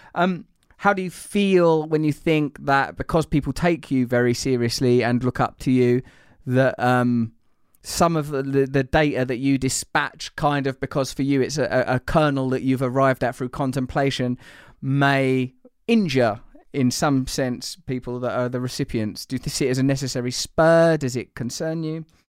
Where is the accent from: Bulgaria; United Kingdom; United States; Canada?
United Kingdom; England; as an English person